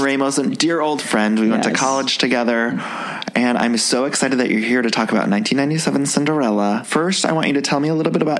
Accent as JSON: {"language": "English", "town": "Solon", "region": "Ohio", "country": "United States", "said": "we're both Ohio boys."}